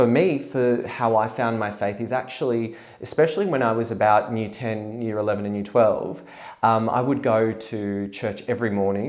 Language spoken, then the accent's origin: English; Bankstown, New South Wales, Australia; I guess I kind of didn't know where I fit in, because I was born in Australia. And so a lot of that was very, very strong. Growing up in Bankstown, though